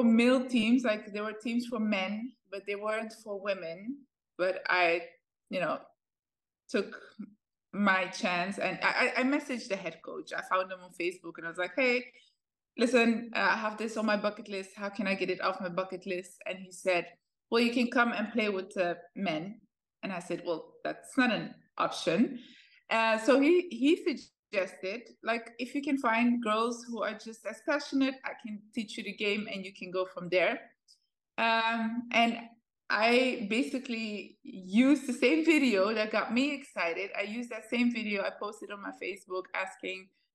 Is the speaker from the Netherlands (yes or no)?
yes; Netherlands; also born or lived in Ethiopia; I was born in Ethiopia. My parents fled the country when I was 3 years old. We went to the Netherlands. That's where I lived for quite a long time. I grew up there.